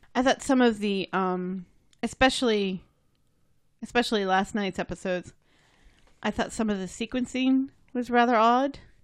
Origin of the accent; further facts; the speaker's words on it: United States; I'm American